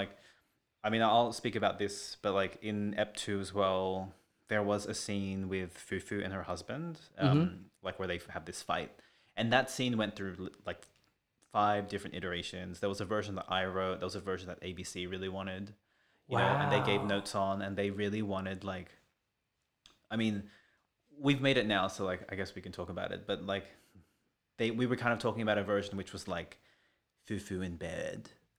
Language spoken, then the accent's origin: English; Philippines; Fucking hate being Filipino.